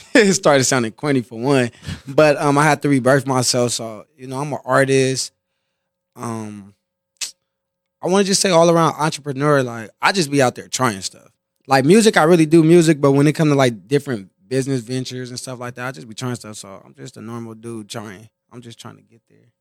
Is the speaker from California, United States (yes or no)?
yes; Compton, California, United States; from a smaller hood in Compton and stuff, so it's like a lot of, everybody from there, damn near family are connected family.